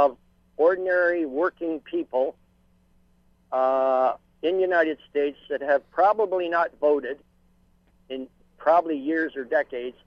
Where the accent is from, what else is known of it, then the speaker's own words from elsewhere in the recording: Windsor, Ontario, Canada; now in Stratford, Canada; I'm a Canadian living in Canada all my life, grew up in Windsor, Detroit area